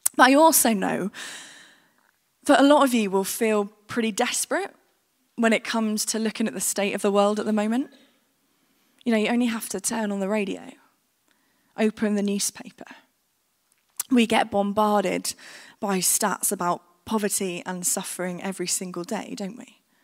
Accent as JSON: {"language": "English", "country": "United Kingdom", "said": "we, as the British"}